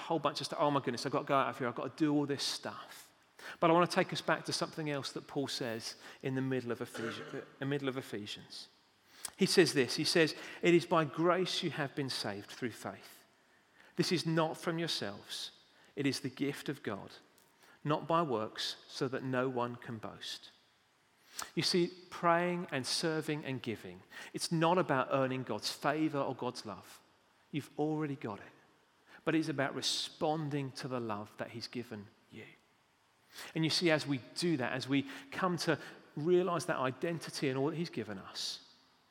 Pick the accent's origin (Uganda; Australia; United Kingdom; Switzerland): United Kingdom; We're British